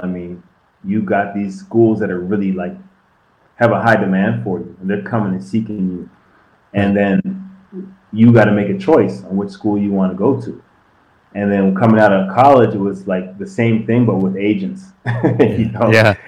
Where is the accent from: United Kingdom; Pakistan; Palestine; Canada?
Canada; being Canadian, and back then there wasn't a lot of Canadians in the league